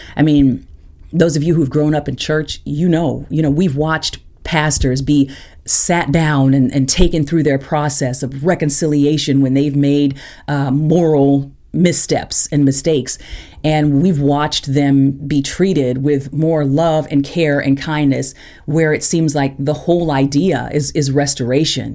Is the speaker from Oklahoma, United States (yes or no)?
yes; Tulsa, Oklahoma, United States; moved away as an adult; also born or lived in Interlochen; I grew up in Tulsa